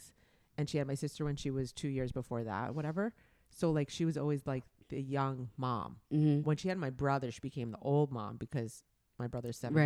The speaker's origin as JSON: {"language": "English", "region": "New York", "country": "United States", "tie": "born or raised there", "said": "growing up in New York"}